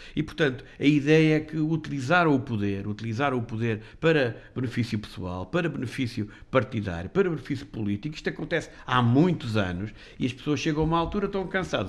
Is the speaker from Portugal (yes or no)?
yes; Portugal